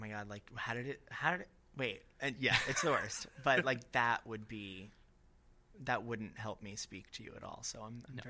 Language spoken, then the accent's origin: English; Fort Lauderdale, Florida, United States; also born or lived in Long Island, New York; Well, I'm actually originally from Long Island. Oh. Yeah, I'm a Long Island Jew by blood, but I was raised in Fort Lauderdale, so I'm like a Boca Jew.